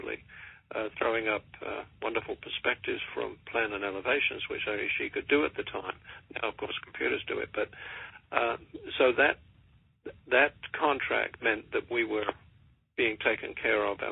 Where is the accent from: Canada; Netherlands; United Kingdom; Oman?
United Kingdom; England; accent: English; moved away as an adult; now in United States; When I came over here in 1984 from England